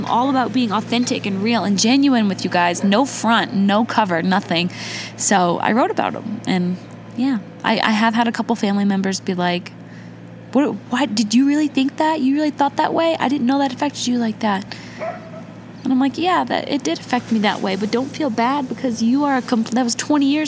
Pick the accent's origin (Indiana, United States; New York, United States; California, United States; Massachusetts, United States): Indiana, United States; I was born in Indiana to my mom and my dad, but they divorced